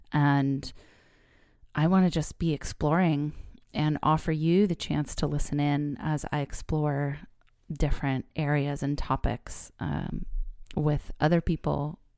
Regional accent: California, United States; also born or lived in New York; So I am a fifth generation Californian. I was born here in the Bay Area and was raised here. I went away to college in New York, but I've lived every other years of my life here in California.

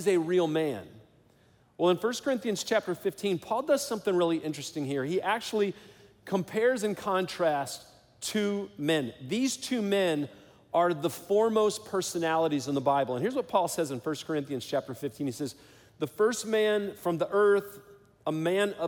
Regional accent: Detroit, Michigan, United States; I grew up in Detroit, Michigan

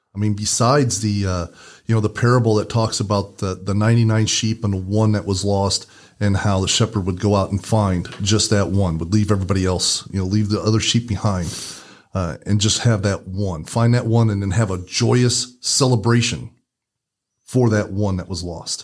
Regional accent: Indiana, United States; we're from Indiana, so we use the term Hoosier.

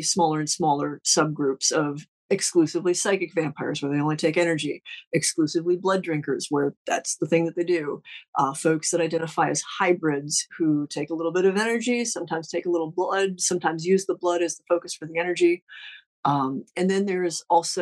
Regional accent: Ohio, United States; I'm from Ohio.

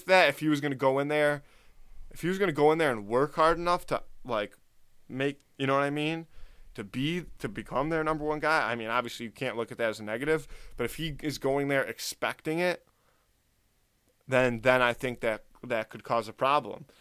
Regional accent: Buffalo, New York, United States; We're from Buffalo. We're Bills fans.

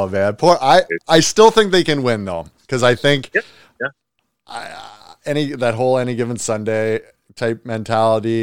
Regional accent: Canada; Being Canadian

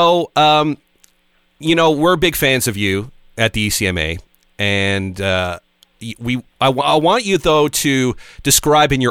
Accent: Newfoundland and Labrador, Canada; also born or lived in Grand Falls-Windsor, Newfoundland and Labrador / Halifax, Nova Scotia / St. John's, Newfoundland and Labrador / Toronto; I was born in Grand Falls, Windsor, in Newfoundland and Labrador, which, if you don't know, Grand Falls, Windsor is the very center of the province

